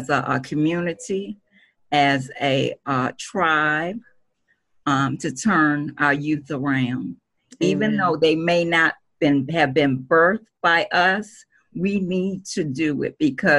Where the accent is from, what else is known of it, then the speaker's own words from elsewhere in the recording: Washington, District of Columbia, United States; my elementary school, which was a Catholic school in D.C., St. Benedict